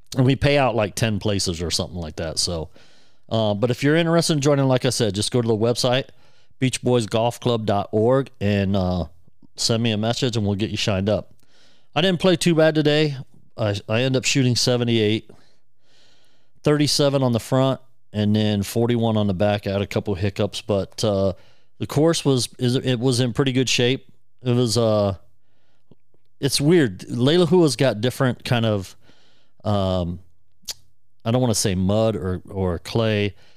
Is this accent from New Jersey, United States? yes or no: no; near Dublin, Ohio, United States; in Dublin, Ohio, near my hometown.